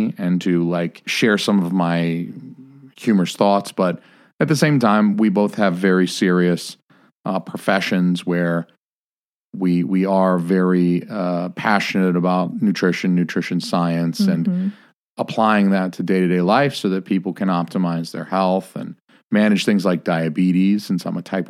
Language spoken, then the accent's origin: English; the South, United States; I was raised in the South